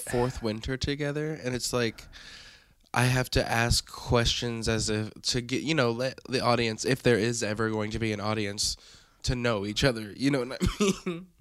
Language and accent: English; Evansville, Indiana, United States; from the booming metropolis of Evansville, Indiana